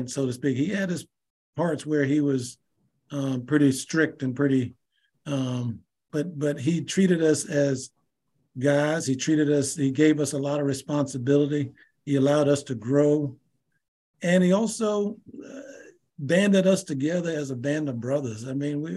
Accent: King William, Virginia, United States; I came from King William. We had 500 kids in grades 8 through 12.

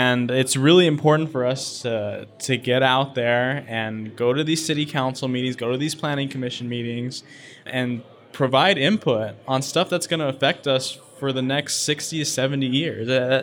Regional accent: Los Angeles suburb, California, United States; So I grew up in the epitome of a Los Angeles suburb, right?

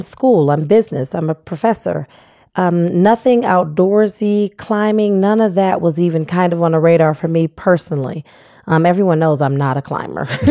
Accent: Cleveland, Ohio, United States; moved away as an adult; now in Fayetteville, United States; I grew up in Cleveland, Ohio.

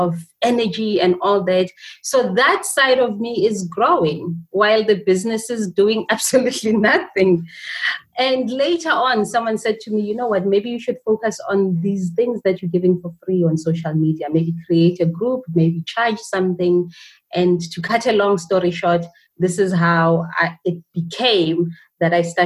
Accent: Johannesburg, Gauteng, South Africa; I was born and bred in a township called Alexandra in Johannesburg

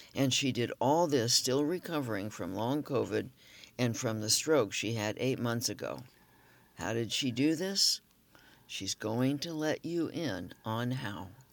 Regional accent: Los Angeles, California, United States; moved away; Growing up in Los Angeles

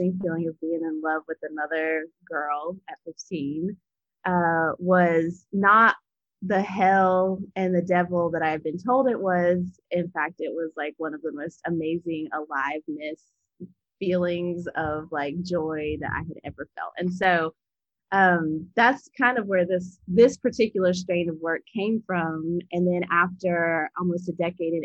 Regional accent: Appalachia, United States; I grew up Southern Baptist in Appalachia with my great-grandmother

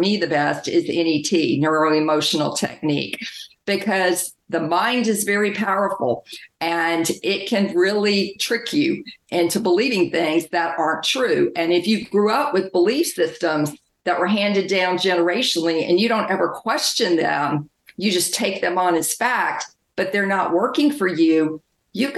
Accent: the South, United States; I grew up in the South in a strict religious household

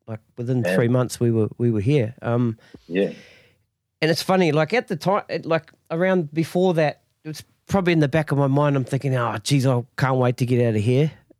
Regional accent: Masterton, Wellington, New Zealand; moved away; Yeah, see, I'm from Masterton

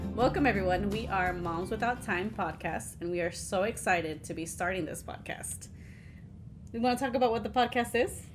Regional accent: Houston, Texas, United States; we grew up in Houston

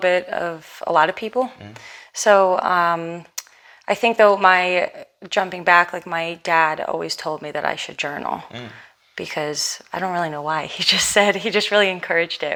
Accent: New York City, New York, United States; growing up in Manhattan, we had a lot of independence

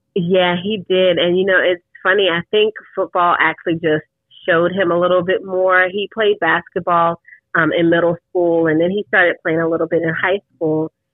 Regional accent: New York, United States; moved away; I'm originally from New York

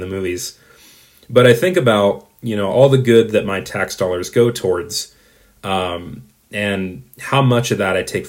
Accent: United States; the American in me

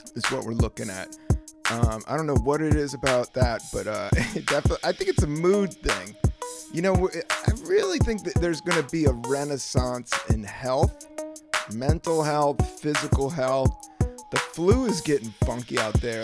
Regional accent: Virginia, United States; also born or lived in Washington, D.C.; I grew up in Virginia during the 80s. I was born in DC

